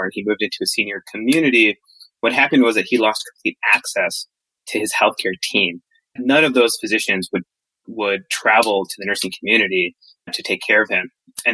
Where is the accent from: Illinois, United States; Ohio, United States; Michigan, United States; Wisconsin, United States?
Michigan, United States; moved away as an adult; also born or lived in New York / Boston; I grew up in Michigan and have been in the Northeast, New York, Boston for the past decade or so.